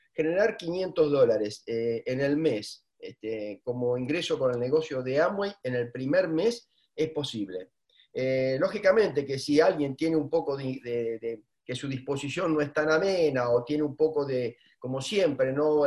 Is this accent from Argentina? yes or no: yes; Argentina; los argentinos somos los argentinos.